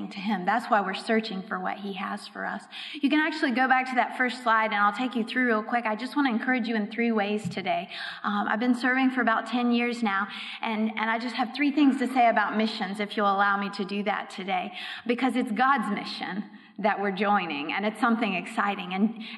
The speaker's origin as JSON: {"language": "English", "town": "Raleigh", "region": "North Carolina", "country": "United States", "tie": "born or raised there", "also_born_or_lived": "Europe", "moved": "as an adult", "said": "I was raised in Raleigh, so not too far from here"}